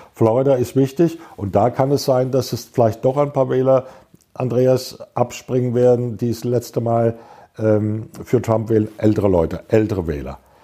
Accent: Germany; als Europäer, als Deutsche

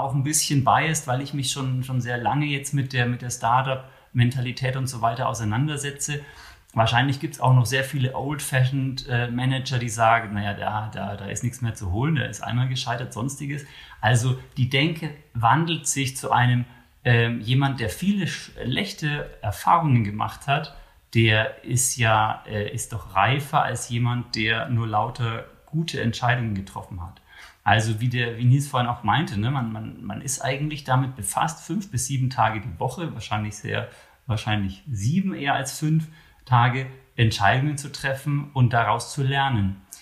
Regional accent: Germany; wir sind in Deutschland

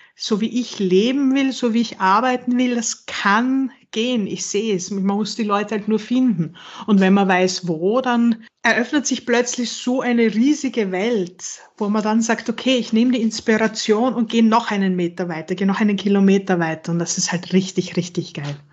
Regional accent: Western Styria, Austria; also born or lived in Vienna; Ich bin in der Weststeiermark aufgewachsen

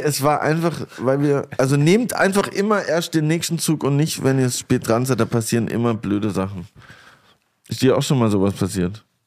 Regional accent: near Grenzach, ten km from Basel, Baden-Württemberg, Germany; Das ist nämlich zwei Dörfer weiter von dem Dorf, wo ich aufgewachsen bin.

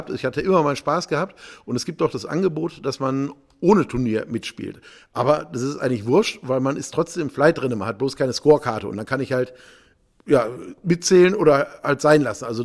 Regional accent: North Rhine-Westphalia, Germany; Äh, ich komme jetzt aus dem Ruhrgebiet, äh, da musste man also 30.000 D-Mark einzahlen, um überhaupt Mitglied zu werden.

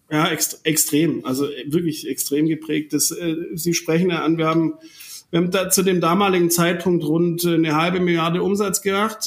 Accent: Germany; wir als, als Deutsche

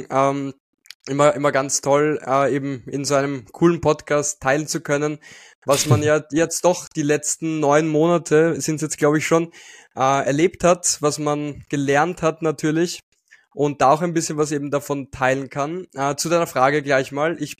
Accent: Austria; also ich bin aus Österreich

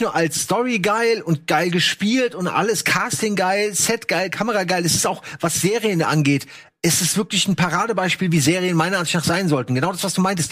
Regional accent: Germany; wir als Deutsche

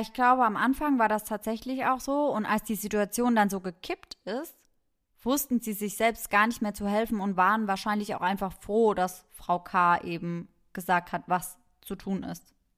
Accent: Germany; bei uns in Deutschland

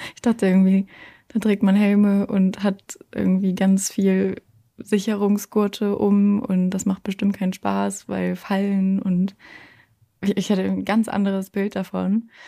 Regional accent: Braunschweig, Lower Saxony, Germany; moved away as an adult; now in Hamburg, Germany; ich komme ja eigentlich aus Braunschweig, bin ja letztes Jahr erst nach Hamburg gezogen

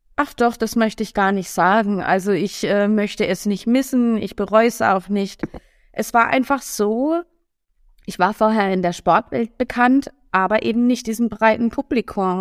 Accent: Karlsruhe, Baden-Württemberg, Germany; moved away as an adult; also born or lived in Hamburg; now in Berlin, Germany; Ich bin aus Karlsruhe, genau, ja. gebürtige Karlsruherin.

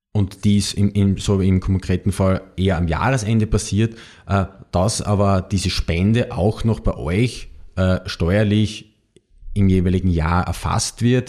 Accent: Austria; bei uns in Österreich

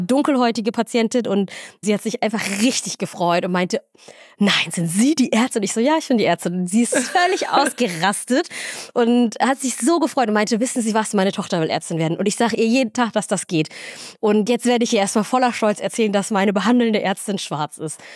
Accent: Göttingen, Lower Saxony, Germany; moved away as an adult; also born or lived in Somalia; now in Northern Germany, Germany; ich bin ja irgendwie in Deutschland aufgewachsen, ich lebe mein ganzes Leben hier

